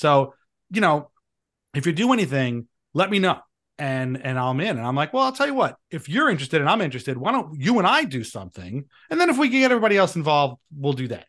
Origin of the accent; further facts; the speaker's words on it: Long Island, New York, United States; moved away as an adult; now in New Jersey, United States; I am from Long Island, and, uh, I lived there for the first, uh, twenty-six years of my life